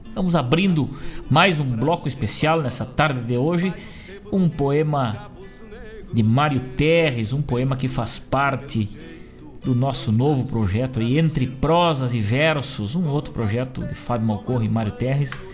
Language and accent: Portuguese; Rosário do Sul, Rio Grande do Sul, Brazil; minha terra natal, Rosário do Sul